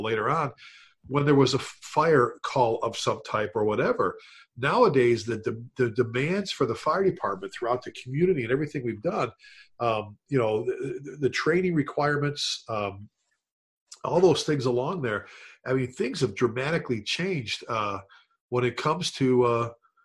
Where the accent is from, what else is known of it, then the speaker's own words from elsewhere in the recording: Chicago, Illinois, United States; growing up in the Chicago area